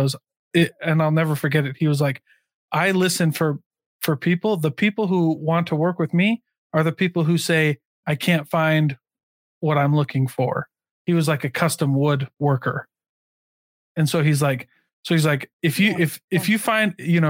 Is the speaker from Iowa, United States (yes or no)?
yes; Iowa, United States; moved away; I came from Iowa